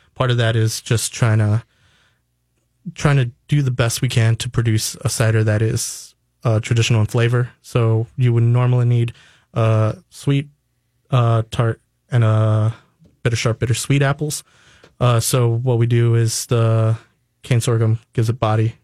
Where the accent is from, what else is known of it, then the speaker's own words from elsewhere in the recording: New York, United States; now in Minnesota, United States; originally, I'm from New York